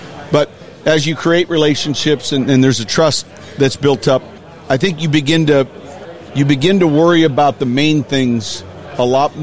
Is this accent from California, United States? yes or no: no; Naperville, Illinois, United States; born or raised there; moved away as an adult